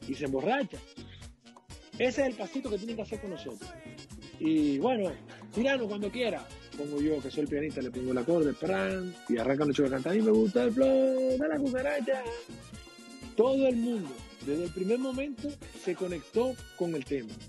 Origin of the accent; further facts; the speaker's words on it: Dominican Republic; now in Canary Islands, Spain; yo soy dominicano